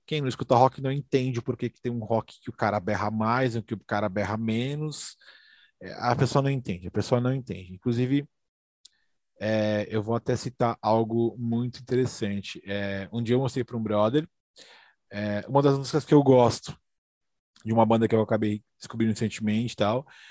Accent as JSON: {"language": "Portuguese", "region": "São Paulo", "country": "Brazil", "said": "sou daqui da, da, da, da, Vila Carrão"}